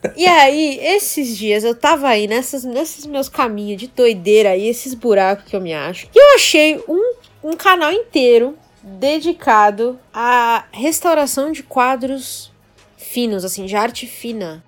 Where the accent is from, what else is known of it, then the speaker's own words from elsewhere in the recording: Brazil; a gente é brasileiro